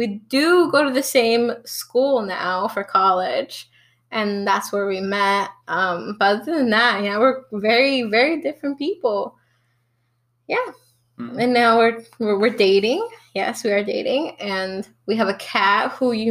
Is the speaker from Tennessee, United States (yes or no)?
no; Atlanta, Georgia, United States; also born or lived in Alabama / Mexico; I was born in Alabama, but I moved in to Atlanta when I was, third grade. And before that, I had done a year of schooling in Mexico. But since the third grade, I've been living in Atlanta